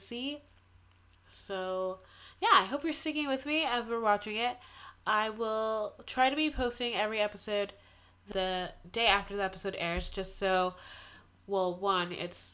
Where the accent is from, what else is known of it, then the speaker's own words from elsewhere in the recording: Massachusetts, United States; Massachusetts, my hometown